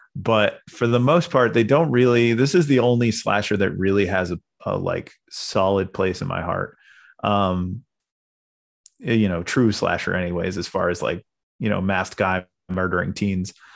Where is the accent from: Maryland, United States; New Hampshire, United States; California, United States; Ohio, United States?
New Hampshire, United States; Portsmouth; I'm from New Hampshire. So, uh, we had the New Hampshire Film Fest right in my, uh, local town of Portsmouth